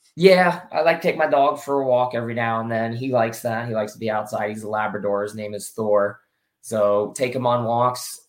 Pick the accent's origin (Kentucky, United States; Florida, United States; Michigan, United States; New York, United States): Florida, United States; I'm from Florida originally